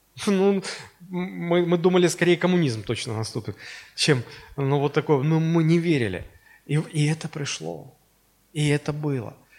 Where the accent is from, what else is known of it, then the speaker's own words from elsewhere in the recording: Russia; мы из Советского Союза э, превратились в Российскую Федерацию